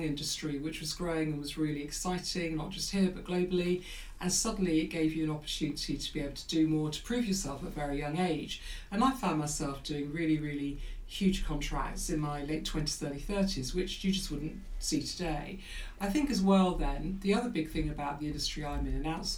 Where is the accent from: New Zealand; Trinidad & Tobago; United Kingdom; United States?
United Kingdom; London; also born or lived in White City, London; We grew up near White City. I was there until I was eight, till they managed to save up more money to be able to move to North London.